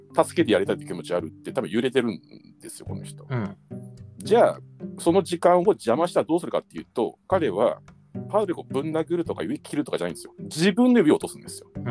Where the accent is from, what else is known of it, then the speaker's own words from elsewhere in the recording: Tokyo, Japan; 僕は僕はちょっと東京出身の人間なので